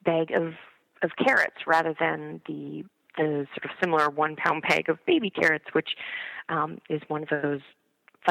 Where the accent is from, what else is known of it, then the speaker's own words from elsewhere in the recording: Canada; moved away as an adult; now in New York City, United States; I grew up in Canada, and I moved to New York City about 4 years ago